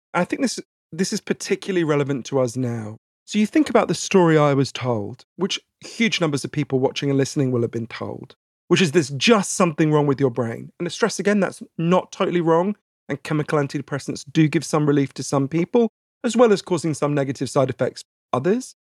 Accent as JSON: {"language": "English", "country": "United Kingdom", "accent": "Downton Abbey", "said": "as you can tell from my Downton Abbey accent, I am British"}